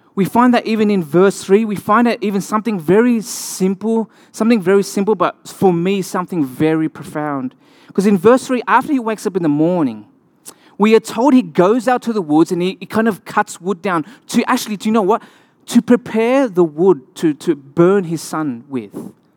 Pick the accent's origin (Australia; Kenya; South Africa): Australia; accent: Australian; moved away